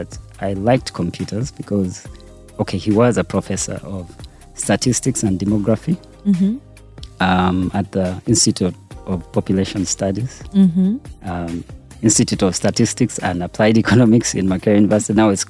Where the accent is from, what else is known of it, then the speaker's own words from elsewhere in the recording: Kampala, Uganda; moved away as an adult; also born or lived in Canada; I was born and raised in Uganda in Mulago Hospital.